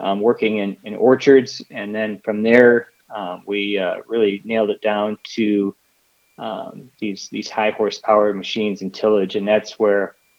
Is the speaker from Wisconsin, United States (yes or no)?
no; Rochelle, Illinois, United States; moved away as an adult; now in California, United States; born and raised in the Midwest in northern Illinois, just outside of Rochelle